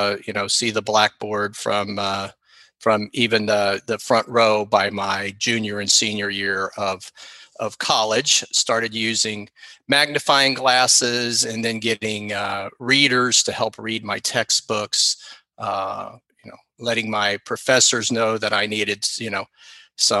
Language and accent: English; Orlando, Florida, United States; I grew up in Orlando, Florida, and attended public school here